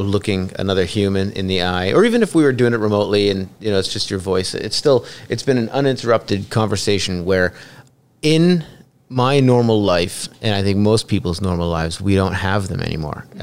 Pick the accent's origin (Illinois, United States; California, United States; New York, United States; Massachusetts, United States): Massachusetts, United States; Northborough; moved away; I'm from Northborough, and okay. it, it's still a wonderful little town, but mm-hmm. it's gridlocked with traffic. When I was a kid, there was like one traffic light in the town.